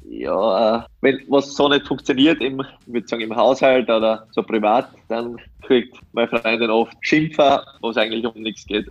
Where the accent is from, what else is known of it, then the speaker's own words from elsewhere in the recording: Styria, Austria; moved away as an adult; now in Upper Austria, Austria; meine mein, mein Heimat, das ist natürlich die Steiermark, aber Oberösterreich ist auch für mich meine Wahlheimat